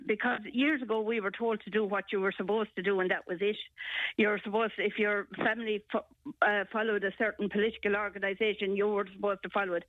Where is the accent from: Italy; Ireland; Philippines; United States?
Ireland; We're Irish